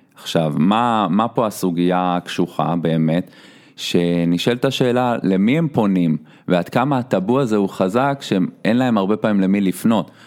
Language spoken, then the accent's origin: Hebrew; Petah Tikva, Central District, Israel; אני מגיע מפתח תקווה